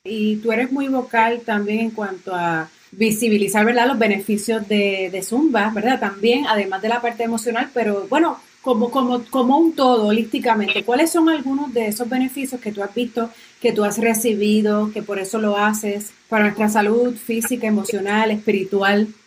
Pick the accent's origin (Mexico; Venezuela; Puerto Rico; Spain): Puerto Rico; Aguadilla; Y tú eres de mi pueblo.